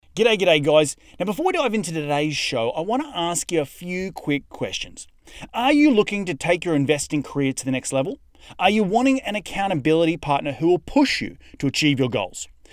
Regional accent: Noosa, Queensland, Australia; I grew up in Noosa on the uh, Sunshine Beach State High School. That's where I went to school.

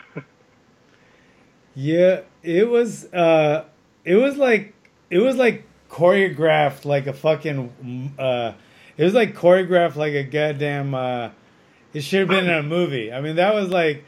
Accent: Hawaii, United States; born or raised there; moved away

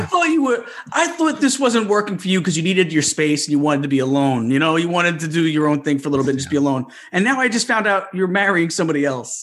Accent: New York, United States; I'm a New Yorker

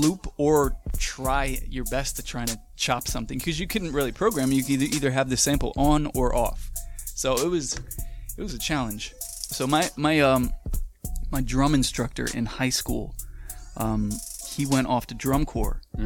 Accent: Manahawkin, New Jersey, United States; New Jersey. What part? Manahawkin is the name. It's the mainland of Long Beach Island.

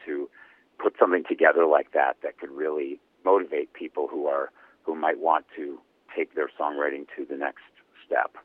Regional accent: Cleveland, Ohio, United States; the rock and roll capital of the world, my hometown, Cleveland, Ohio

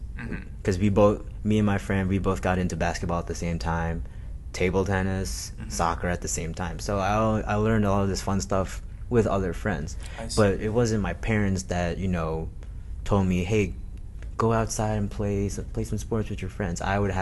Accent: Saudi Arabia; I mean, I grew up in Saudi Arabia

